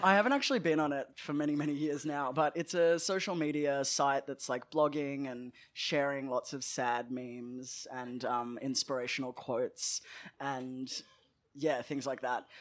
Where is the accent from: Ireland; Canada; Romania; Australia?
Australia; Melbourne, Victoria; I grew up in, uh, Nam in Melbourne, and I grew up in Caulfield